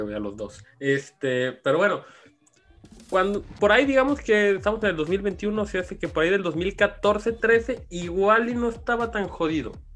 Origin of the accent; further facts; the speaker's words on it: Mexico; qué orgullo ser parte como mexicano